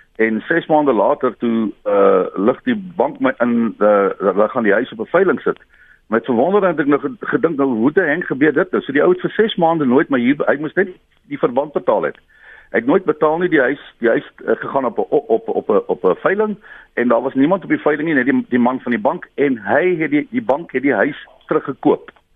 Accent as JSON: {"language": "Afrikaans", "region": "Western Cape", "country": "South Africa", "said": "Ek is van die Kaap, maar ek het 'n huis gehad in Pretoria"}